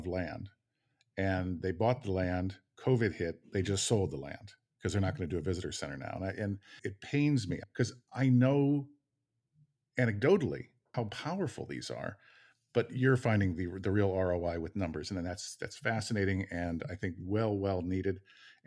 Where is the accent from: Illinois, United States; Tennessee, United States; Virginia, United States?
Illinois, United States; just outside of Chicago; I grew up just outside of Chicago.